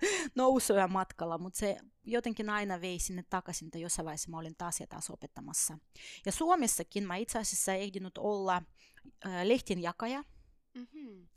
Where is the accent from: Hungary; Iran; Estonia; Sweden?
Estonia; Finnish is a second language; moved away as an adult; also born or lived in Soviet Union; now in Finland; mä oon syntynyt Neuvostoliitossa ja jonkun aikaa ehdinyt siellä asuakin ja elää ennen kuin kaikki hajos Tai Virossa me asutin oikeasti